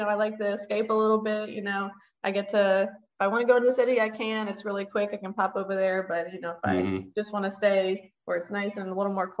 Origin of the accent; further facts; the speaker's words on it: New Orleans, Louisiana, United States; I'm from New Orleans